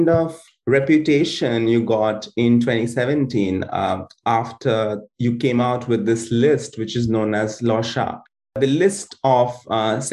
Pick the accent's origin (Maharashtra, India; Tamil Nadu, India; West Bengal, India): West Bengal, India; Kolkata; I'm from Kolkata